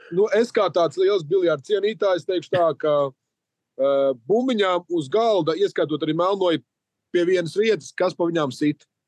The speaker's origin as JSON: {"language": "Latvian", "country": "Latvia", "said": "lepojamies par to, ka esam latvieši"}